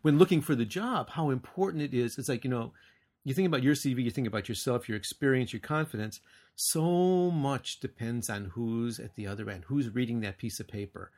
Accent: United States; moved away; also born or lived in Japan; I'm an American

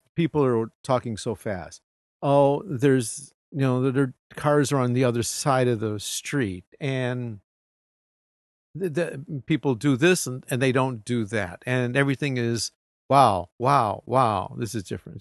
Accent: United States; moved away as an adult; now in Japan; I'm an American.

